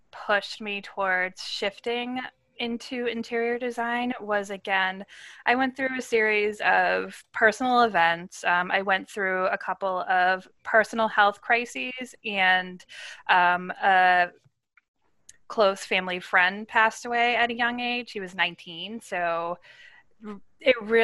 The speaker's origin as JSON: {"language": "English", "region": "Massachusetts", "country": "United States", "tie": "born or raised there", "said": "I grew up in Massachusetts"}